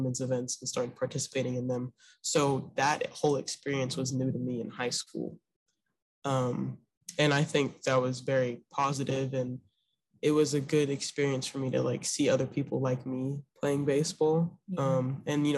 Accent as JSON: {"language": "English", "town": "Memphis", "region": "Tennessee", "country": "United States", "said": "I'm from Memphis, Tennessee"}